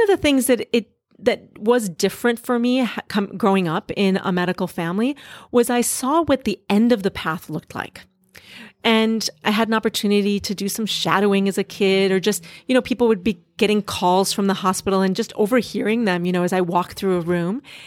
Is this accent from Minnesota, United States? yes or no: yes; Duluth, Minnesota, United States; moved away as an adult; also born or lived in Boston / Singapore; now in San Francisco, United States; I grew up in a small town in northern Minnesota called Duluth, Minnesota